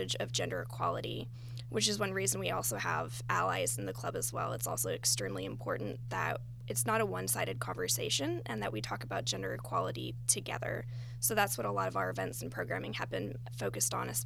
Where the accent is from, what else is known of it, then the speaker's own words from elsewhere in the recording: Knoxville, Tennessee, United States; moved away as an adult; also born or lived in Bay Area, California; now in Atlanta, United States; I'm originally from Knoxville, Tennessee, and I spent the past 5 years in the Bay Area